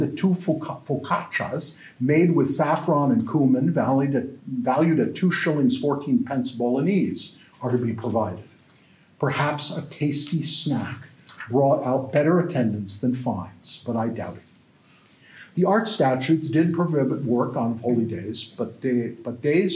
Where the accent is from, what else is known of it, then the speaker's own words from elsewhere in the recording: United States; now in Canada; I'm an American